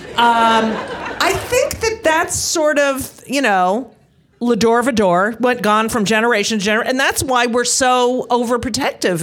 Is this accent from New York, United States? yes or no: no; New Jersey, United States; I grew up in New Jersey.